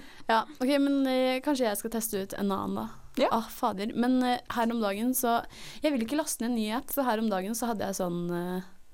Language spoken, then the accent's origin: Norwegian; Oslo, Norway